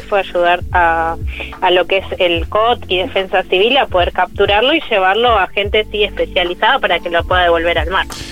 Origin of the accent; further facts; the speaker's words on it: Zona Norte, Buenos Aires Province, Argentina; now in Paraná Delta, Argentina; soy de zona norte, no del Delta, pero la casa en la que vivo es la casa familiar de toda la vida